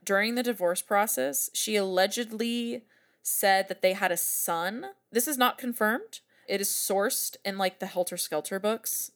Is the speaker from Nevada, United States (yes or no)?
no; San Francisco Bay Area, California, United States; my hometown areas